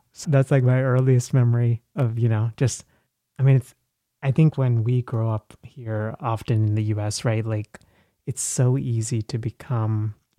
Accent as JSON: {"language": "English", "region": "Kerala", "country": "India", "said": "So I'm from India. {S1} Okay. {S0} Southwest from Kerala."}